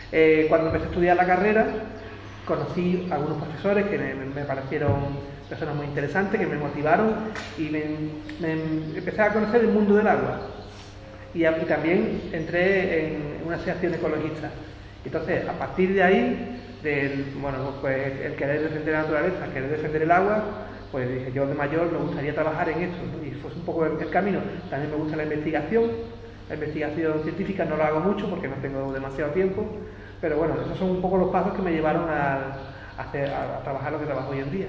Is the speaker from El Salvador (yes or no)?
no; Jerez de la Frontera, Andalusia, Spain; moved away; also born or lived in Seville / Zaragoza; yo vengo de aquí, de Jerez